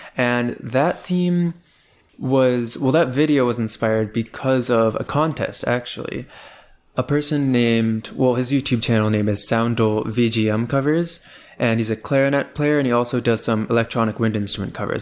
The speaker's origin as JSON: {"language": "English", "town": "Columbia", "region": "Maryland", "country": "United States", "said": "I am originally from Columbia, Maryland, which is a suburb of Baltimore, and I still live in the Baltimore area right now"}